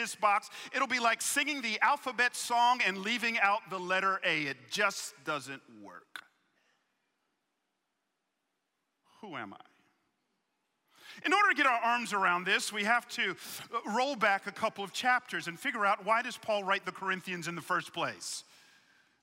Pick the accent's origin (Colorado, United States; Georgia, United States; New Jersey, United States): Georgia, United States; Atlanta; I grew up in Atlanta